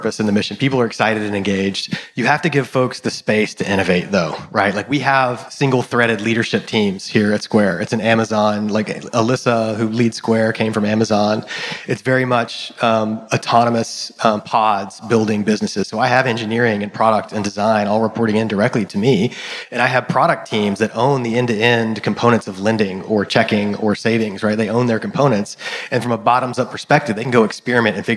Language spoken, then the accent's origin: English; Texas, United States; I grew up in Texas